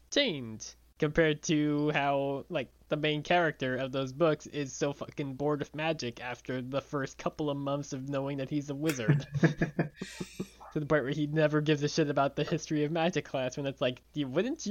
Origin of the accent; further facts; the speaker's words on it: Long Island, New York, United States; where I grew up on Long Island